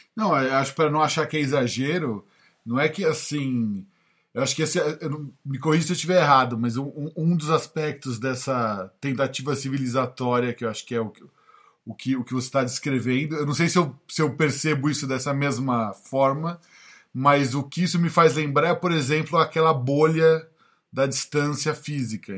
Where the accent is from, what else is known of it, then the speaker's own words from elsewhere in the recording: São Paulo, Brazil; moved away as an adult; now in United States; eu não sei nem se eu tô falando como paulista de falar